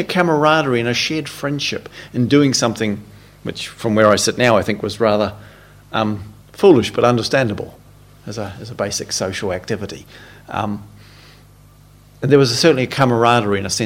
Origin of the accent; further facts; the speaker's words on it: New Zealand; moved away; When I was a teenager growing up in New Zealand in my late teens with my friends